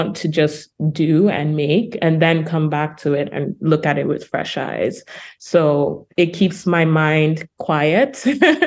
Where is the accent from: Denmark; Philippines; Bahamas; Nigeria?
Nigeria; Lagos; moved away as an adult; now in Brooklyn, United States; I'm a Nigerian artist, for example. I was born in Lagos and I'm living in Brooklyn, New York now